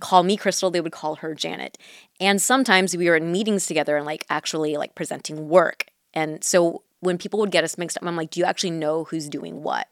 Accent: Mission Viejo, California, United States; first language Mandarin; English is a second language; I grew up in Orange County

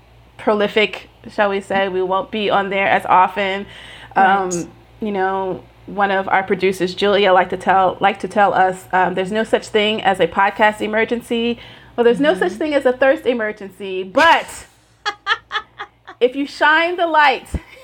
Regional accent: Tennessee, United States; I'm from Tennessee in America. You are British Nigerian. I don't know where we connect.

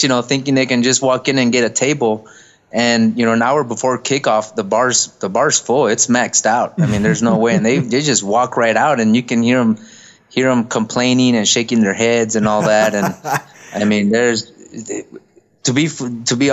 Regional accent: Texas, United States; I'm from Texas

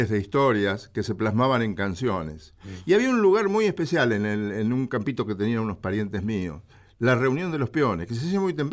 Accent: Villa Ballester, Buenos Aires Province, Argentina; yo viví en Villa Ballester. Está bien. Crecí en Villa Ballester.

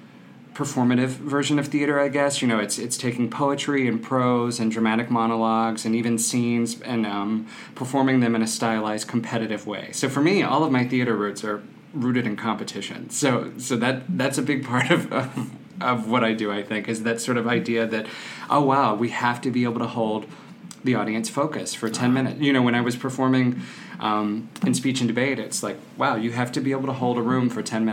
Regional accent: Mississippi, United States; accent: Southern; So I grew up in South Mississippi. I'm born and raised a southern gentleman who has 8 years of acting in college and grad school to get the dialect out of my mouth, but it can come back quickly.

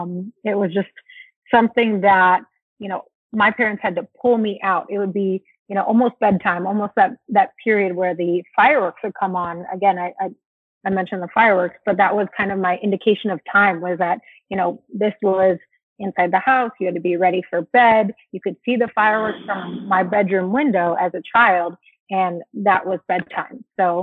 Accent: Anaheim, California, United States; It was awesome. I mean, I was a very outdoorsy kid.

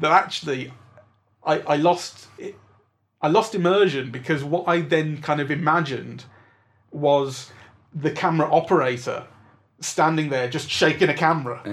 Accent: England, United Kingdom; as an English person

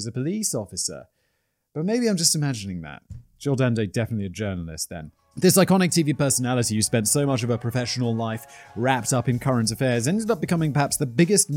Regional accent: United Kingdom; from my home country, the UK. Just in case you couldn't tell by my accent

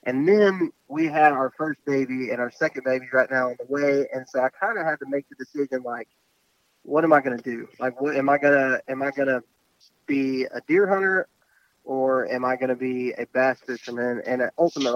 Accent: West Texas, United States; I was raised in West Texas

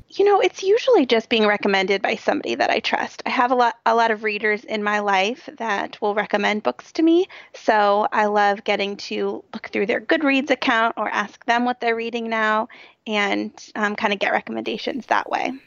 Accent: Cincinnati, Ohio, United States; it was right in my hometown and some of the streets that you talked about were running right by my office

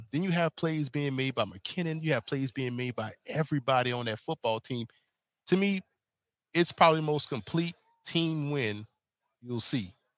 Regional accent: New Orleans, Louisiana, United States; New Orleans, Louisiana, my hometown, born and mm-hmm. raised

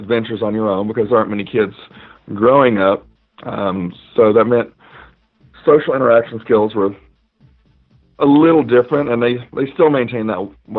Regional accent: Knoxville, Tennessee, United States; I'm originally from Knoxville, Tennessee. I grew up more in the country or the rural side of the town.

